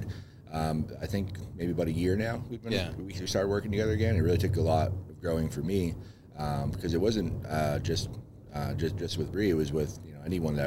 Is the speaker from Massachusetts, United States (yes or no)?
yes; Lynn, Massachusetts, United States; also born or lived in New Hampshire; I was born and raised most of the time in Lynn